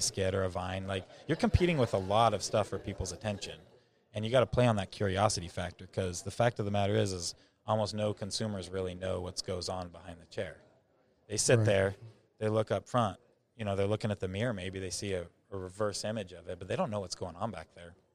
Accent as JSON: {"language": "English", "region": "rural Idaho", "country": "United States", "tie": "born or raised there", "said": "I grew up in rural Idaho, so I grew up on a small ranch"}